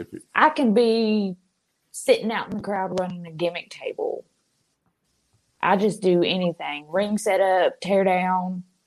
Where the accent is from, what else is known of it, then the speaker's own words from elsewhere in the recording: Memphis, Tennessee, United States; accent: southern; from Memphis, Tennessee.